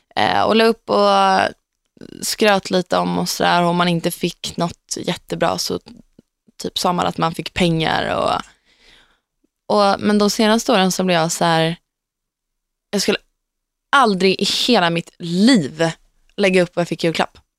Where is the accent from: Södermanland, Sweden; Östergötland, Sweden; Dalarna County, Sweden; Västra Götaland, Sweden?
Södermanland, Sweden; Gnesta; Gnesta, där jag kommer ifrån